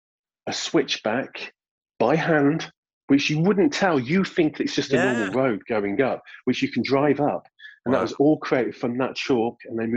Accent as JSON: {"language": "English", "town": "Sutton Coldfield", "region": "West Midlands", "country": "United Kingdom", "also_born_or_lived": "Cornwall / London / Brighton", "moved": "yes", "lives_now": "Eastbourne, United Kingdom", "said": "I'm from the Midlands originally myself as well."}